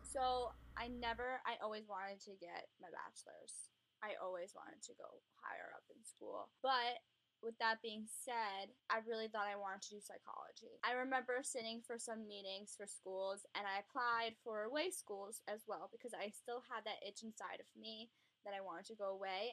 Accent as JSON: {"language": "English", "area": "Long Island", "region": "New York", "country": "United States", "said": "I'm from Long Island, New York"}